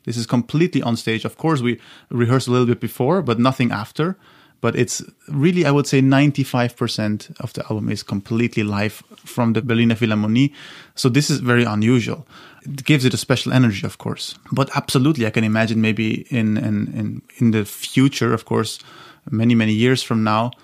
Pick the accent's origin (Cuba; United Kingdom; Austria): Austria; my hometown in Austria